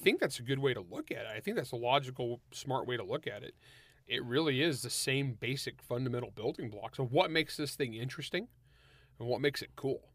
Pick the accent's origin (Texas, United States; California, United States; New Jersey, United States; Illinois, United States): California, United States; San Joaquin Valley; I grew up in the San Joaquin Valley of California